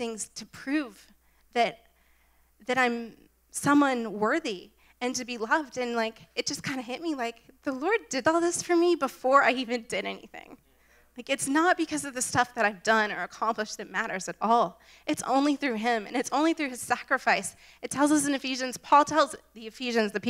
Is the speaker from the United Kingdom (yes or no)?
no; Jacksonville, Florida, United States; moved away as an adult; also born or lived in Pittsburgh; Moved back down. I'm from Jacksonville, and I wanted to be closer to home